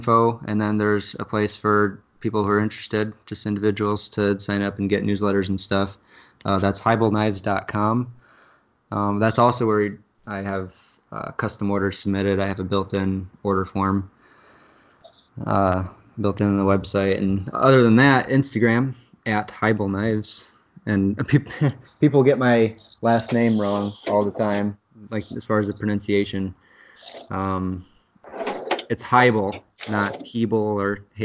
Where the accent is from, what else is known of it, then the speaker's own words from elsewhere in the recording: Michigan / Indiana area, United States; now in Indiana, United States; I was born in Michigan, and now I'm about 2.5 hours from where I was born, so I'm kind of in the same area I have been all my life.